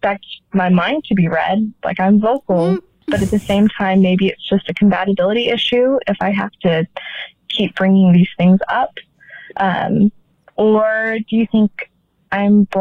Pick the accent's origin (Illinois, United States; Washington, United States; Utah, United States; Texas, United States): Utah, United States; I am 25 and from Utah